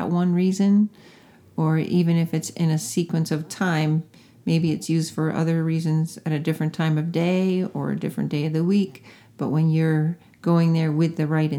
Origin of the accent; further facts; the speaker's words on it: Connecticut, United States; I grew up in Connecticut